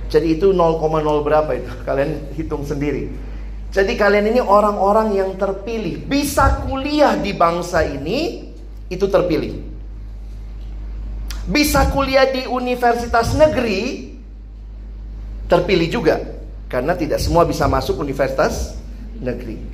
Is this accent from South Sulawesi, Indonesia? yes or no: yes; Makassar, South Sulawesi, Indonesia; moved away as an adult; also born or lived in Jakarta; Sedikit latar belakang, saya dulunya lahir besar di Makassar.